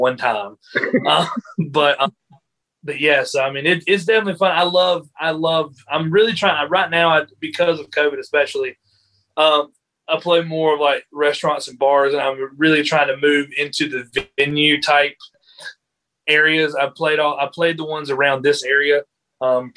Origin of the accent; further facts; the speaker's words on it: Greenville, South Carolina, United States; also born or lived in Florence, South Carolina; I'm from Greenville. You know, I've lived here most of my life.